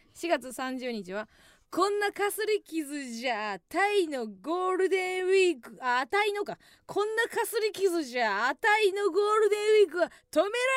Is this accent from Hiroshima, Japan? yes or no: no; Kansai, Osaka, Japan; moved away; 今一度地元大阪関西での知名度を上げるべく